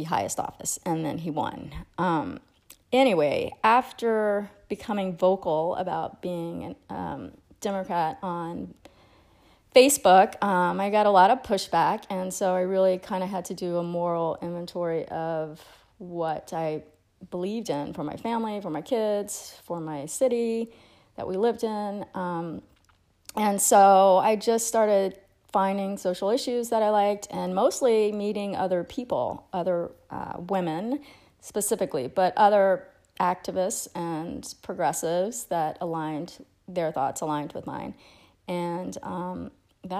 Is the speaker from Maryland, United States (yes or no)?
no; Acadiana, Louisiana, United States; in my hometown